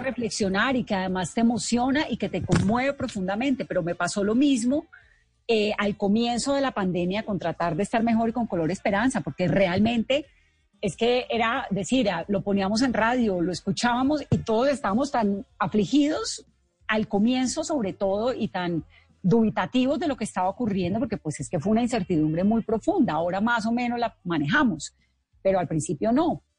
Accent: Colombia

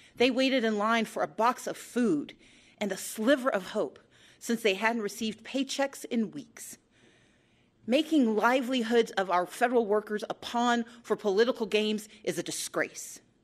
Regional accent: Georgia, United States; my home state

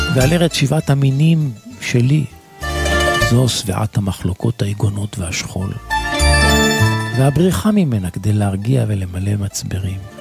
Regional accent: Israel; אנחנו כישראלים

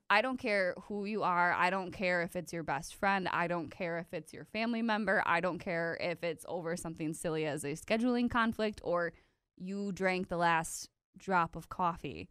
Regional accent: De Pere, Wisconsin, United States; we're from De Pere

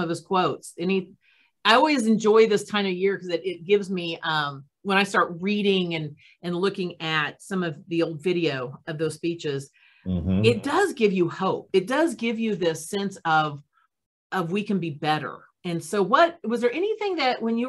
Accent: United States; as an American

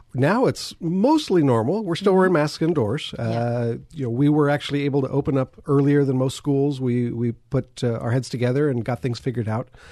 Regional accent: Lancaster, California, United States; born and raised in Lancaster, California

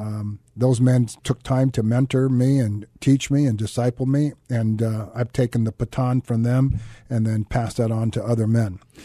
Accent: Santa Clara, California, United States; I grew up in Santa Clara, California.

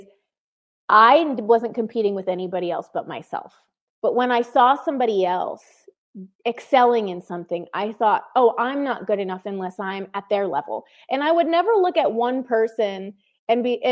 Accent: Connecticut, United States; moved away; I grew up in Connecticut, and I moved away from my family of origin

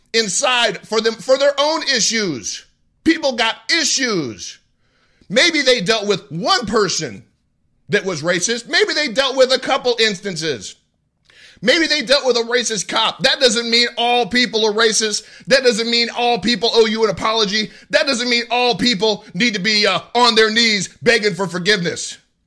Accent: United States; And when I say to me, I mean as an American first, then I mean as a member of the black community.

